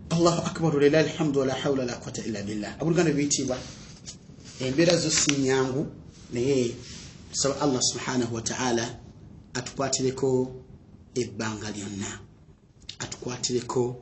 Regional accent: Central Region, Uganda; nga ndi muganda wammwe abaagala enyo ebbanga lyonna

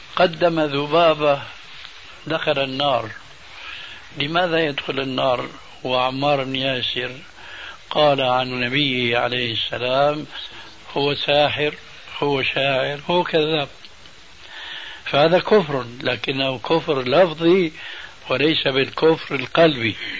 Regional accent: Syria; moved away; also born or lived in Damascus; عندنا في سوريا

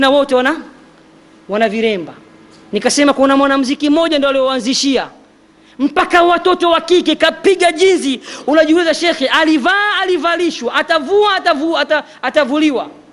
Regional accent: Dar es Salaam, Tanzania; kule kwetu dar es salama temeke

